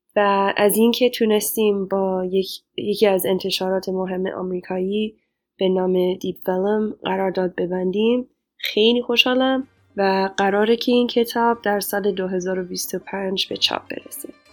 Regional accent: Los Angeles, California, United States; Persian is a second language; moved away as an adult; also born or lived in Chicago / Cambridge; now in Rhode Island, United States; من پیش جامعه بزرگی از ایرانیان مقیم خارج از کشور در لس آنجلس بزرگ شدم

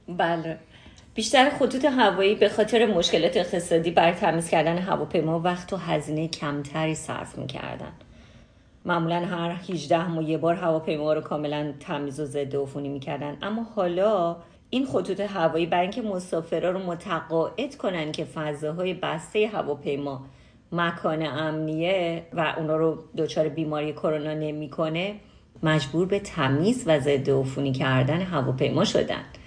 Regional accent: Iran; به عنوان یه ایرانی

